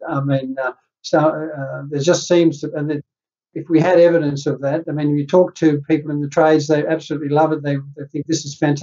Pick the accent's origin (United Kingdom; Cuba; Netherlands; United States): Netherlands; now in New South Wales, Australia; I'm from Holland